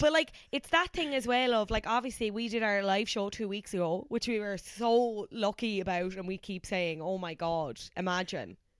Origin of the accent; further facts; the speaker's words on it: Cork, Munster, Ireland; now in Dublin, Ireland; having moved from Cork to Dublin